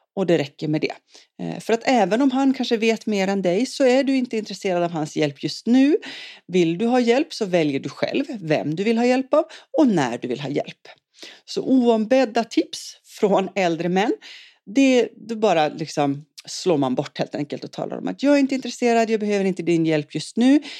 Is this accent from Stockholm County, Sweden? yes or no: no; Umeå, Västerbotten County, Sweden; also born or lived in Boden; now in Svenljunga, Sweden; jag kommer ursprungligen från Norrland, född i Boden och uppvuxen i Umeå